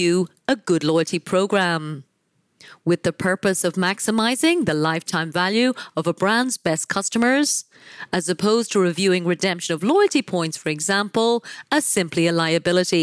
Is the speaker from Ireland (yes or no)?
yes; Ireland; my home country of Ireland